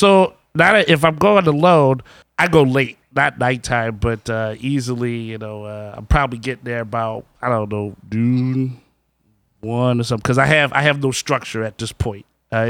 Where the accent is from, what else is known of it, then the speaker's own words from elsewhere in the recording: New Orleans, Louisiana, United States; we are from New Orleans